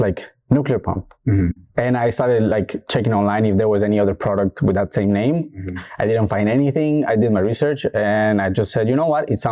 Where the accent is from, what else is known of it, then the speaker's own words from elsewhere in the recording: Colombia; moved away as an adult; now in Toronto, Canada; I was born in Colombia